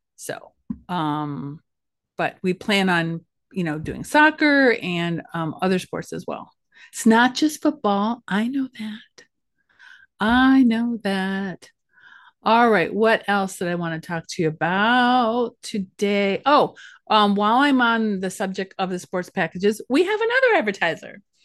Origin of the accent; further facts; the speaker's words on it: Ashtabula County, Ohio, United States; also born or lived in Cleveland, Ohio; I came from Asheville County, and I felt like a country mouse working in the big city.